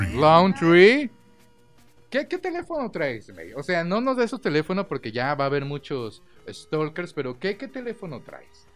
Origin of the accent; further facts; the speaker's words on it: Mexico; como mexicanos